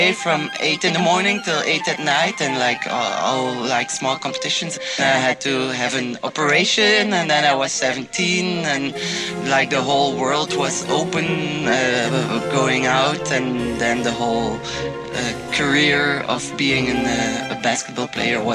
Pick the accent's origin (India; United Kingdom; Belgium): Belgium; Ghent, Flanders; like I'm from Ghent, but I'm from Mariakerke. It's like 5 kilometers outside of Ghent, but still, like my world was there. I went to school in Mariakerke